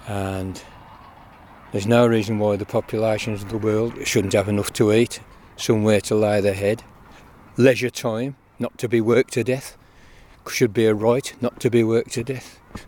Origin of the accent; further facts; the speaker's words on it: England, United Kingdom; now in Gwynedd, United Kingdom; And even now, we're mostly English offcomers here.